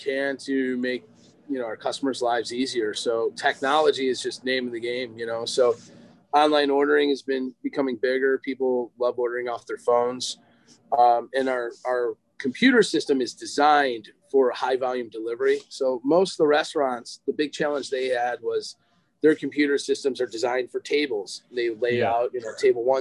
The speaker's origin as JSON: {"language": "English", "town": "Lake Forest", "region": "Illinois", "country": "United States", "tie": "born or raised there", "said": "I grew up in Lake Forest."}